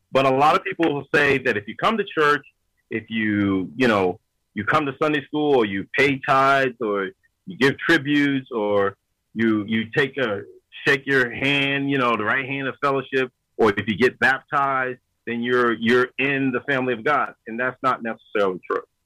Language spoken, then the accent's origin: English; Yonkers, New York, United States; I was born and raised in Yonkers, New York